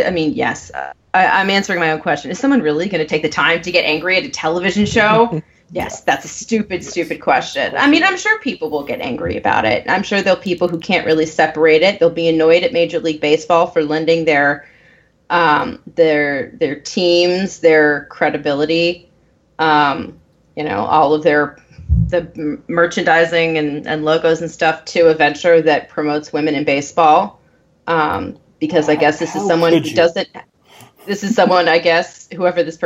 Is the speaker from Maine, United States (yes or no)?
yes; New England, Maine, United States; moved away; I grew up in New England, not, you know, Connecticut, New England, but like actual New England and Maine.